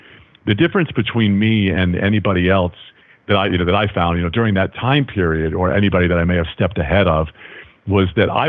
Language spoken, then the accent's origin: English; New York, United States; accent: Long Island; because I grew up on Long Island, and I can't even do a Long Island accent anymore because, well, it's like, you know, what are you doing?